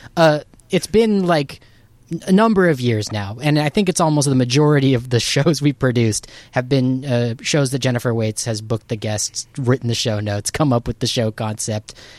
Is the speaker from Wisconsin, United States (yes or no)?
no; Southern California, United States; I was born and raised in Southern California in the nineties